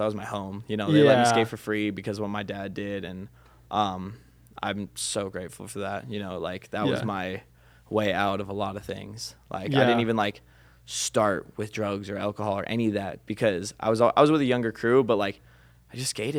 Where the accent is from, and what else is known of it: Minnesota, United States; born or raised there; moved away; also born or lived in Cambridge, Minnesota